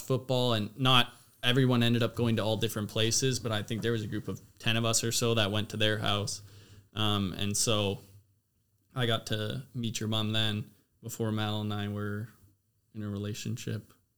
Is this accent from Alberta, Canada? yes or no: no; Abbotsford, British Columbia, Canada; moved away; also born or lived in Louisiana; I was from Abbotsford